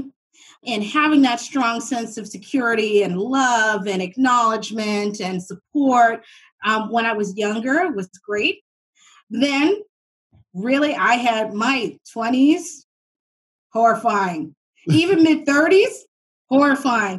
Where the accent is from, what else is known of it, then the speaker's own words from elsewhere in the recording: Halifax, Nova Scotia, Canada; I'm from Uniac Square, right in the north end of Halifax.